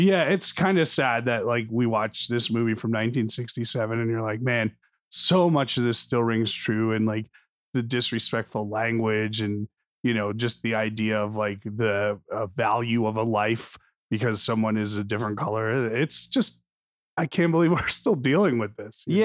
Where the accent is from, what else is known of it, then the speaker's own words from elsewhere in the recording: New Jersey, United States; I grew up in New Jersey in the eighties